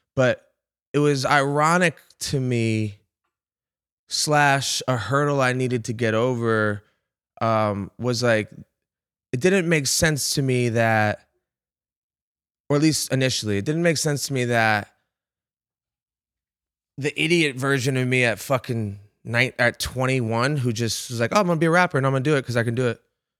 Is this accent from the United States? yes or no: yes; Rhode Island, United States; bro, I'm from Rhode Island. Like, it's the opposite of a baseball powerhouse.